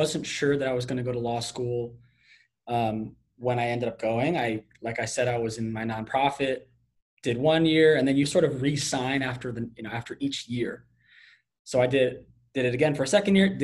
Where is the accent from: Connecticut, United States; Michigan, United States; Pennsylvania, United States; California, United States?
Connecticut, United States; moved away as an adult; I am from Connecticut, so I went to University of Connecticut for undergrad